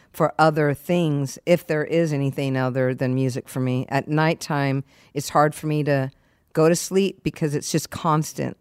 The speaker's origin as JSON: {"language": "English", "town": "San Diego", "region": "California", "country": "United States", "tie": "born or raised there", "also_born_or_lived": "Springfield, Massachusetts", "said": "I was one years old and then we moved to San Diego. So I was raised in San Diego."}